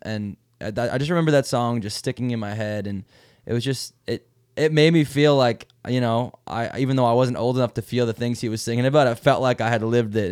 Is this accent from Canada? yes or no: yes; Mile Bay, Ontario, Canada; where I grew up in Mile Bay, Ontario